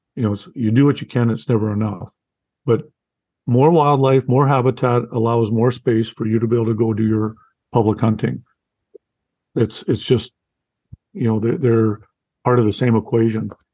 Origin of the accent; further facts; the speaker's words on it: Canada; I'm a Canadian first time novelist.